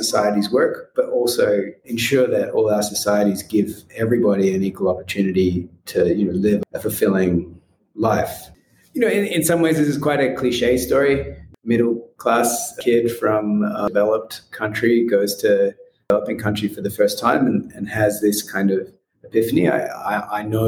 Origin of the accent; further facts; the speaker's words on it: Australia; moved away as an adult; also born or lived in United States; now in Nairobi, Kenya; I grew up in Australia